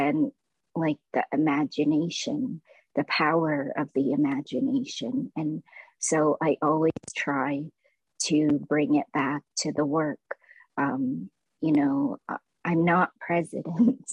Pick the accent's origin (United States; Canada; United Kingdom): Canada; Toronto, Ontario; also born or lived in Lao refugee camp, Thailand; I grew up in the Kiel and Eglinton West area, and everyone around me was an immigrant or a refugee